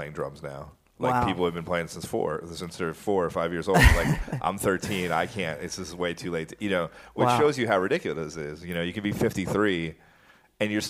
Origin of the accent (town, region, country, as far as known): Ellenville, New York, United States; born or raised there